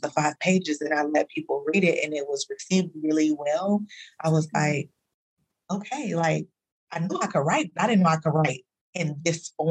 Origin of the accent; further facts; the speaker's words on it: Dallas, Texas, United States; now in California, United States; I'm from Dallas. You know, uh, I've been I lived there for for many many years. Uh, but I moved there in like 20 or 2000 2001 something like that.